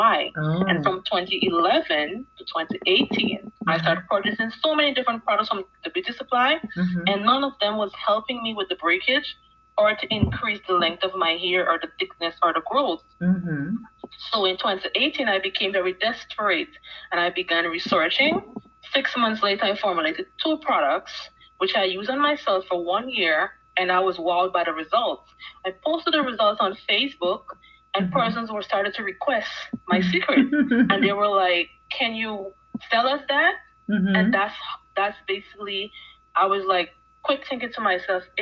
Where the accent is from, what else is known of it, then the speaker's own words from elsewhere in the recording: Guyana; moved away as an adult; now in United States; Yes, I'm from South America, Guyana. That's where I was originally born, and I migrated here.